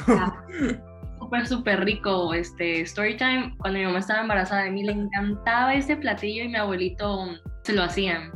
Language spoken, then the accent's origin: Spanish; Tijuana, Baja California, Mexico; moved away as an adult; now in Ensenada, Mexico; Yo soy de Tijuana